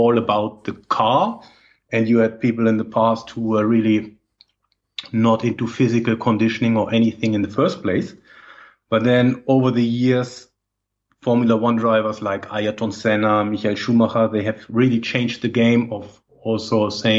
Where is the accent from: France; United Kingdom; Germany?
Germany; English is a second language; moved away as an adult; also born or lived in Berlin / Madrid / Cologne; now in Netherlands; I think from my accent, it's very difficult to not know where I'm coming from. I'm originally from Germany.